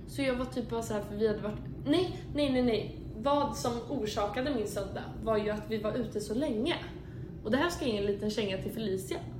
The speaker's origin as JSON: {"language": "Swedish", "country": "Sweden", "moved": "yes", "lives_now": "Chicago, United States", "said": "bodde jag hemma i Sverige ett år"}